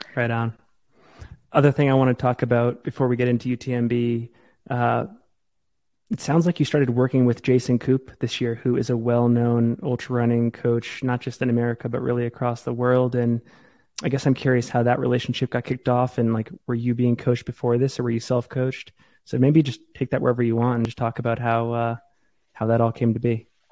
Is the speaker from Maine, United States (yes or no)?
yes; Maine, United States; now in Salt Lake City, United States; I, I, grew up in Maine.